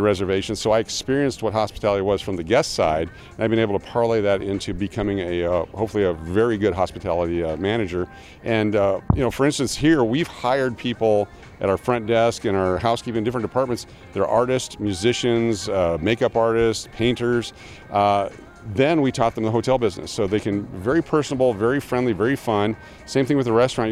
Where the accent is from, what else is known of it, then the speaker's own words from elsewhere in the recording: Fairbanks, Alaska, United States; now in Las Vegas, United States; I grew up in Fairbanks, Alaska